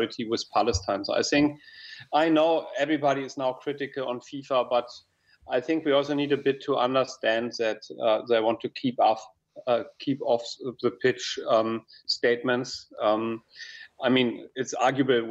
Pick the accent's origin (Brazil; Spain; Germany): Germany; moved away as an adult; now in Qatar; my home country, Germany